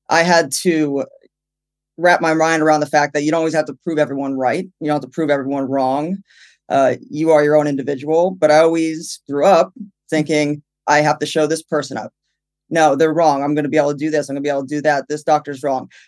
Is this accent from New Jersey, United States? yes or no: yes; New Jersey, United States; now in California, United States; Even though I've been in California for six years, where are you from? New Jersey.